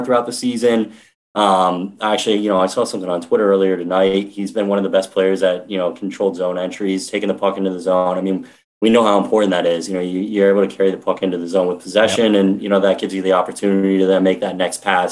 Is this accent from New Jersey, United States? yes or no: yes; New Jersey, United States; I'm from New Jersey